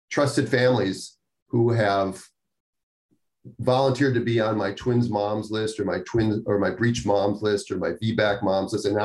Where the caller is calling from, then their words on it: Northern Ireland, United Kingdom; I'm listening from Northern Ireland. I'm currently 29 weeks 28 years old, 17 years type 1 diabetic